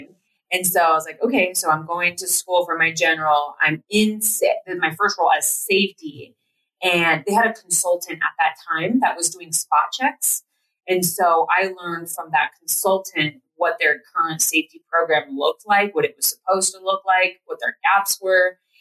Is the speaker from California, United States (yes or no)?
no; Platteville, Colorado, United States; we grew up in Platteville, Colorado